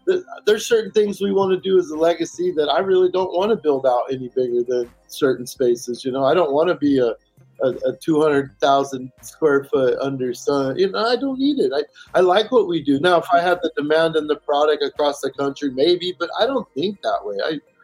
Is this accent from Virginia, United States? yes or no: yes; Virginia, United States; born there; I was born in Virginia. I got family there.